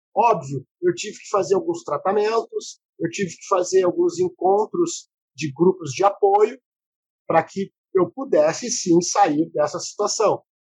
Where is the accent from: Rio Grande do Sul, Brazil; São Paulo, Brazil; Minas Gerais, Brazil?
Rio Grande do Sul, Brazil; Porto Alegre; accent: porto-alegrense; eu fui para um bairro chamado Restinga, né? Que é no extremo sul da cidade de Porto Alegre, é uma comunidade, né, onde eu me criei